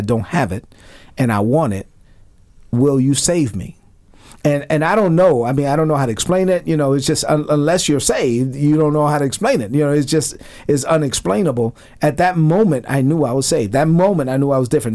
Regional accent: New York City, New York, United States; moved away; growing up in Brooklyn

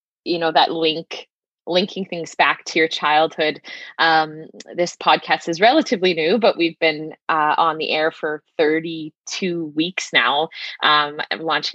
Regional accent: southeastern Saskatchewan, Canada; I grew up in a small town in southeastern Saskatchewan of about 400, just about 400 people.

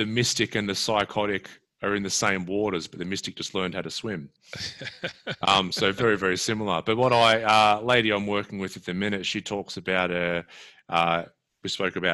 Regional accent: Australia

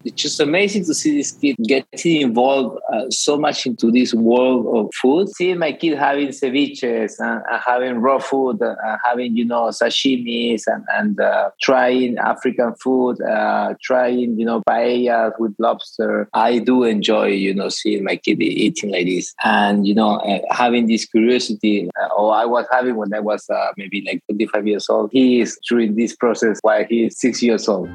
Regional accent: Peru; I'm from Peru. My cookbook is the Latin America cookbook, and I live in Lima, Peru

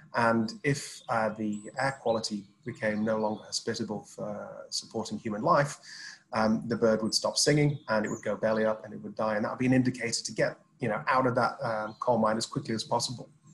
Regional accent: Sheffield, Yorkshire and the Humber, United Kingdom; I'm from Sheffield

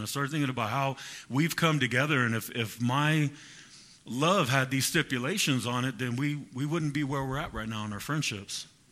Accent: Fresno, California, United States; I'm from Fresno

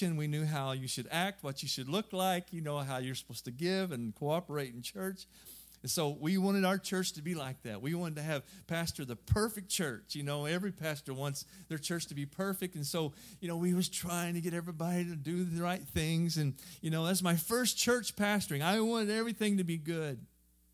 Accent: southern Missouri, United States; moved away as an adult; now in Europe; I'm just a hillbilly. I'm from southern Missouri

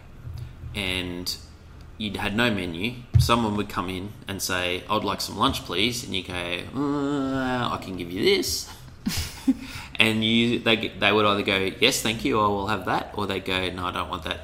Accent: Australia; a young Australian male household

